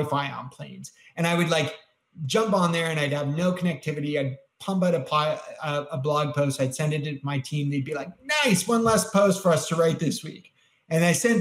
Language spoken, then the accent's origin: English; Canada; I'm Canadian.